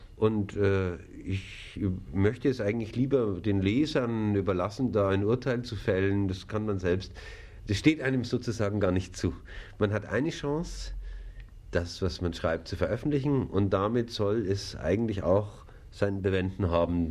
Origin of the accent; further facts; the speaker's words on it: Kaufbeuren, Bavaria, Germany; now in Munich, Germany; Ich komme auch aus Bayern